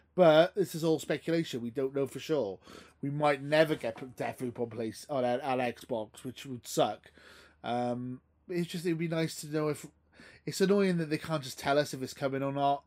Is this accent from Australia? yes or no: no; Welsh, Wales, United Kingdom; I'm Welsh, so I, I, I, don't need an accent. I'm Welsh